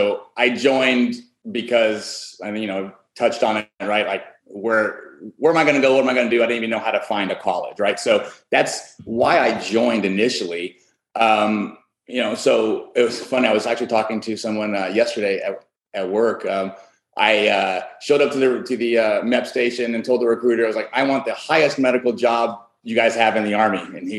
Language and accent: English; Greece; born there; I was born in Greece.